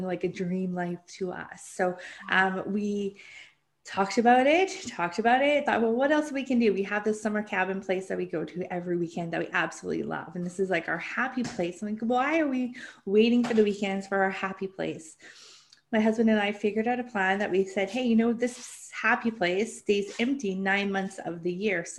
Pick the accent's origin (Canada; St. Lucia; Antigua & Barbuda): Canada; I'm from Canada